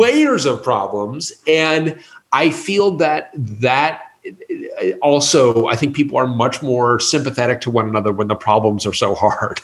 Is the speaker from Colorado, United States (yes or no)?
yes; Colorado, United States; I grew up in Colorado